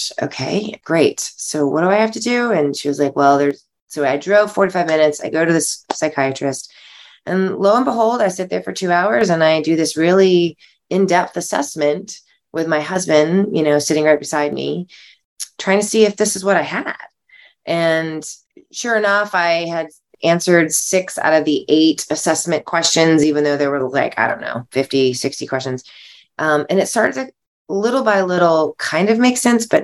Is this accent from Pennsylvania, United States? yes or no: no; South Carolina, United States; moved away; also born or lived in Los Angeles; I'm from South Carolina originally.